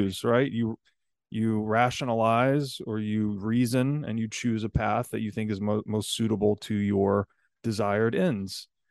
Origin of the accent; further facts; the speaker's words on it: United States; I'm an American citizen